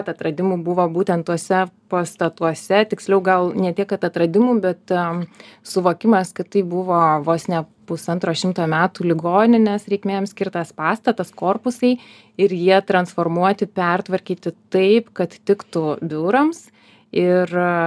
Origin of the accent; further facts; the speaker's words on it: Joniškis District, Šiauliai County, Lithuania; esu iš Joniškio rajono.